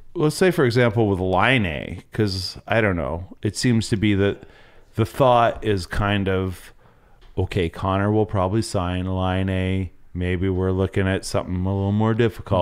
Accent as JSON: {"language": "English", "region": "the Maritimes", "country": "Canada", "tie": "born or raised there", "said": "growing up in the Maritimes"}